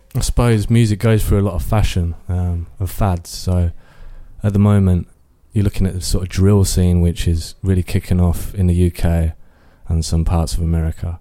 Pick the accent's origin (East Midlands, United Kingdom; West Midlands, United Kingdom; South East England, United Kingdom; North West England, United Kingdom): East Midlands, United Kingdom; Northampton; I was, um, born and raised in Kingsley, uh, Northampton